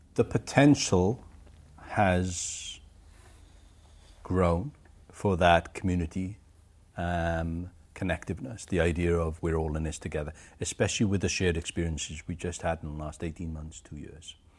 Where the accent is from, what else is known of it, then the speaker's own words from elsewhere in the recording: Aberdare, Wales, United Kingdom; also born or lived in Pontypridd; I was born in Aberdare, which is further up the valleys, an old mining, uh, village.